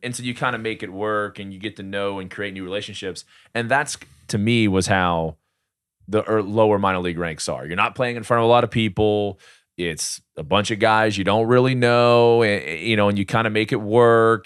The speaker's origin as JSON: {"language": "English", "town": "Slidell", "region": "Louisiana", "country": "United States", "tie": "born or raised there", "said": "I grew up in Slidell, you know, played little league ball there and high school ball"}